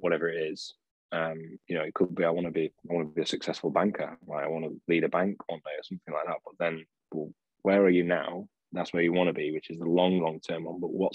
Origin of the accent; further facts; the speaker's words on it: Sheffield, Yorkshire and the Humber, United Kingdom; moved away as an adult; also born or lived in Bolton; I was from Sheffield, but I was working in coaching in Bolton